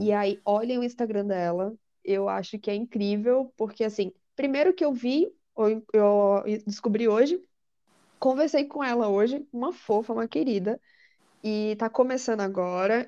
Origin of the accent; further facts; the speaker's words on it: Natal, Rio Grande do Norte, Brazil; moved away as an adult; now in São Paulo, Brazil; eu morava em Natal, com meus, meus pais, eu sou de Natal, e eu vim morar em São Paulo